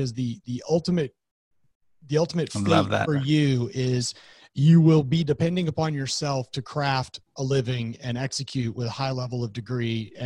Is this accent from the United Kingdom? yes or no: no; Austin, Texas, United States; I'm originally from Austin, Texas, born there, kind of a unicorn in that world, being born from there